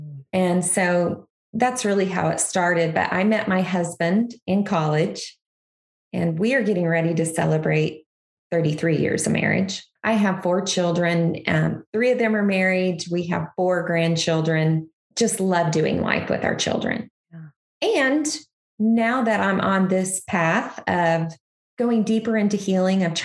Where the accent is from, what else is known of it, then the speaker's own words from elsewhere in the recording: Kansas, United States; now in Missouri, United States; I'm a Kansas girl. I grew up in Kansas, still love Kansas, but I live in Missouri now.